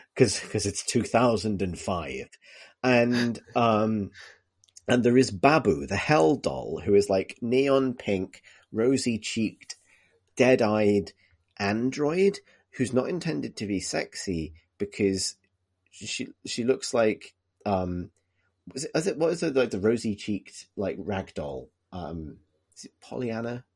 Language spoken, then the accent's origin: English; Liverpool, North West England, United Kingdom; when I was growing up in Liverpool